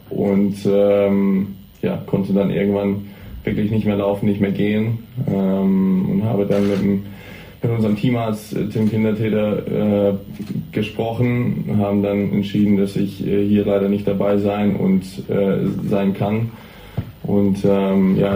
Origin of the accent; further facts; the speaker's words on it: Hamburg, Germany; da es ja auch nicht nur in Deutschland ist, sondern wirklich in meiner Heimatstadt, wollte ich natürlich unbedingt hier dabei sein.